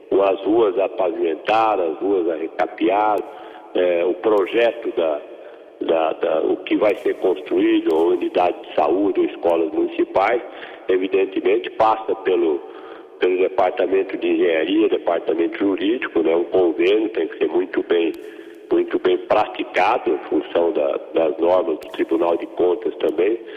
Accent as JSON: {"language": "Portuguese", "town": "Pederneiras", "region": "São Paulo", "country": "Brazil", "tie": "born or raised there", "said": "Eu nasci em Pederneiras. Pederneiras é uma cidade que fica entre Bauru e Jaú, à, à beira do, do lendário Tietê."}